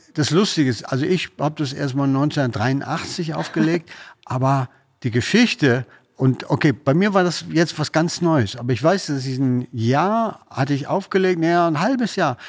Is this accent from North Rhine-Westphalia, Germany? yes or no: yes; Münster, North Rhine-Westphalia, Germany; moved away; ich komme ja aus Münster